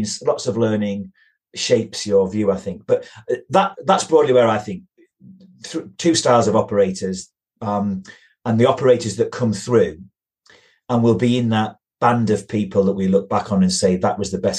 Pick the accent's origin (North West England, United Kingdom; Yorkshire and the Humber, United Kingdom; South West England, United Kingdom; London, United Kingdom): Yorkshire and the Humber, United Kingdom; I come from Yorkshire. I live in the deepest, darkest hills of North Yorkshire.